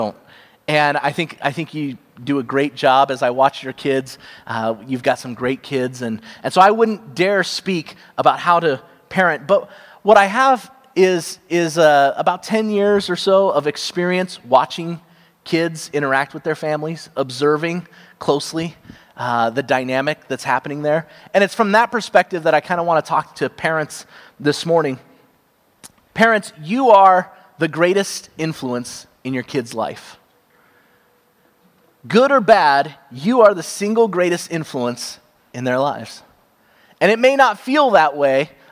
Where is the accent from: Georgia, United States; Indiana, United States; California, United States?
California, United States; Cupertino; I grew up in Cupertino, California